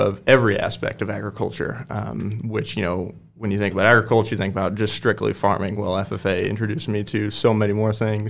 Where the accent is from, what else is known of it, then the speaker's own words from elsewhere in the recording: Waverly, Nebraska, United States; from Waverly, Nebraska.